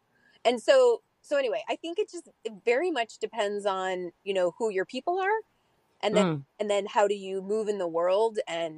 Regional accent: Midwest, United States; also born or lived in Tennessee / New York / Europe; now in Northern California, United States; I feel like I'm from everywhere. So I was born in the South in Tennessee. I was raised in the Midwest. And I started my career in New York. And now I live in Northern California.

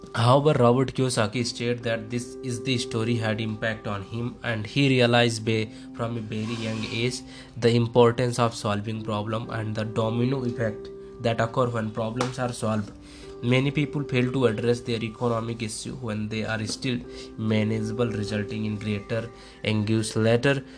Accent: India; I am from India. I am from India

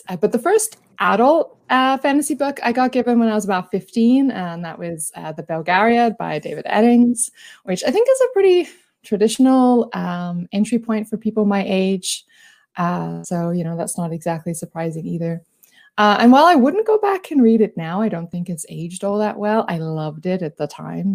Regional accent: Australia; accent: Australian; I am an Australian. If you can't tell by the accent

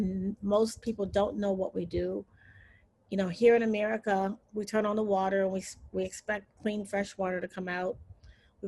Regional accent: Chicago, Illinois, United States; I did grow up on the South Side. I went to a public school up until grade school, and then I transferred to the University of Chicago Laboratory Schools, which is in Hyde Park

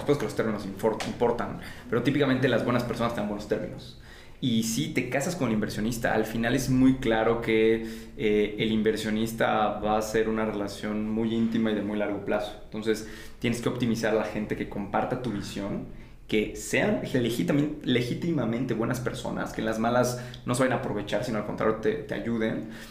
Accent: Campeche, Mexico; yo vengo de Campeche, una ciudad en el sureste mexicano

